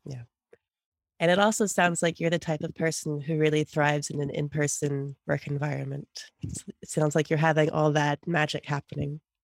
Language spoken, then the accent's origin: English; United States